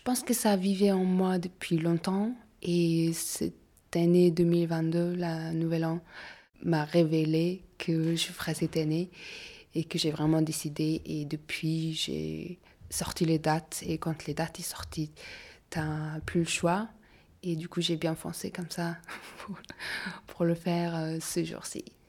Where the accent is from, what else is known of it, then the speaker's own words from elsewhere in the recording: Mongolia; now in Paris, France; je viens de la Mongolie